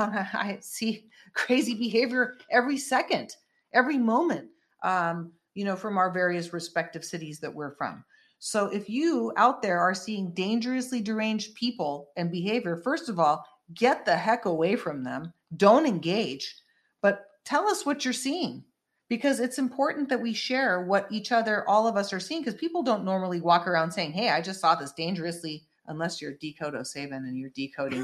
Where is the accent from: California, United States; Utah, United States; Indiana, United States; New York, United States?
California, United States; the Bay Area; also born or lived in San Francisco; I lived in San Francisco for 12 plus years, and I lived in the Bay Area. I'm from the Bay Area.